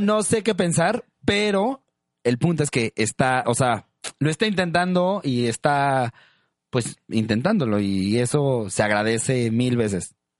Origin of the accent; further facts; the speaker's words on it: Monterrey, Nuevo León, Mexico; a nosotros en Monterrey es la cumbia rebajadita, que es como la famosa cumbia de Monterrey